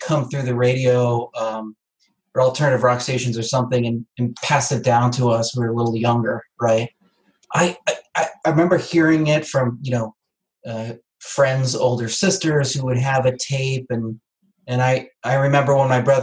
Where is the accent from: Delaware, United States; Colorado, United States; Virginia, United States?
Delaware, United States; Wilmington; also born or lived in Chester County, Pennsylvania / Hanover, New Hampshire; now in Norwich, United States; I grew up in the Wilmington, Delaware, kind of southern Chester County, Pennsylvania area